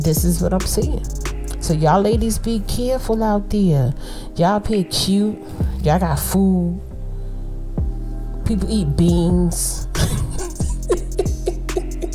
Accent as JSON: {"language": "English", "town": "New York City", "region": "New York", "country": "United States", "said": "I'm from Brooklyn"}